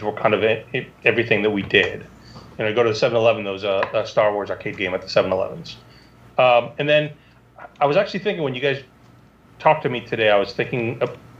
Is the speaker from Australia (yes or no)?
no; Canada; moved away; also born or lived in Israel; I'm Canadian